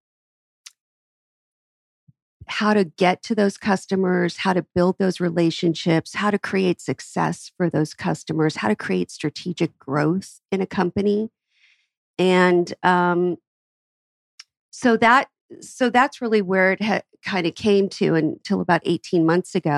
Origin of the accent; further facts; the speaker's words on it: Atlanta, Georgia, United States; my hometown. We have great businesses in Atlanta.